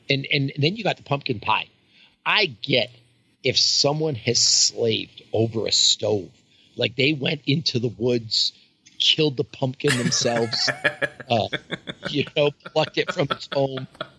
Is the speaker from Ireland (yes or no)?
no; Canada; now in United States; So I'm from Canada, not the United States